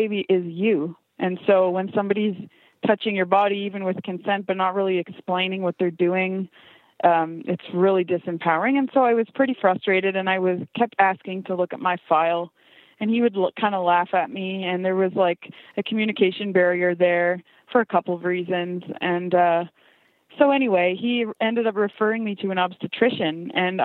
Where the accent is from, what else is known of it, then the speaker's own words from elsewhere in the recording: Ontario, Canada; also born or lived in Saskatchewan; now in British Columbia, Canada; I'm actually from Ontario originally, in a big city.